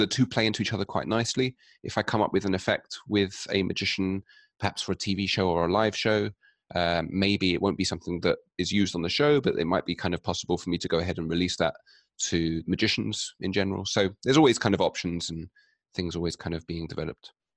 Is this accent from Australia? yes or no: no; London, United Kingdom; I'm from London, in England